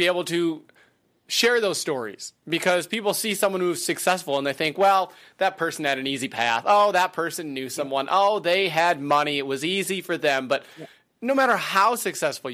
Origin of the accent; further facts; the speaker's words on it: Wisconsin, United States; I grew up in Wisconsin. So I grew up in a farming